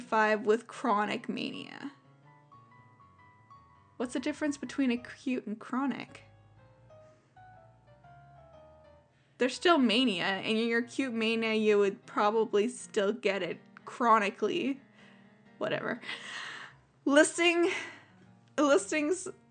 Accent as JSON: {"language": "English", "country": "Canada", "said": "I'm Canadian"}